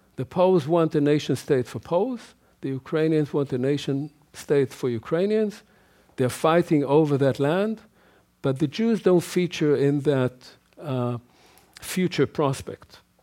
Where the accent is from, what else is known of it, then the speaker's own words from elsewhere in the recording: Israel; as a child growing up in Israel